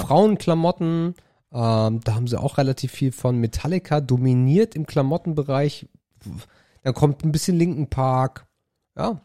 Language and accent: German; Germany; von einem Deutschen wie mir